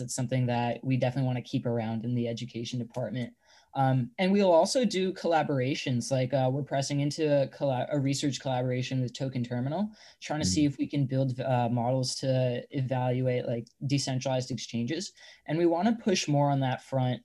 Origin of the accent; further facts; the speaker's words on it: Long Island, New York, United States; moved away as an adult; now in Bay Area, United States; I'm originally from Long Island, New York. I had to come out over to the Bay, you know, for college.